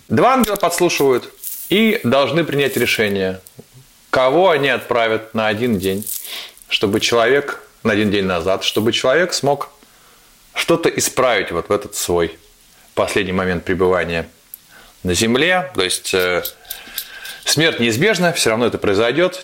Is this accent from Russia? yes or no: yes; Saint Petersburg, Russia; мой родной город Петербург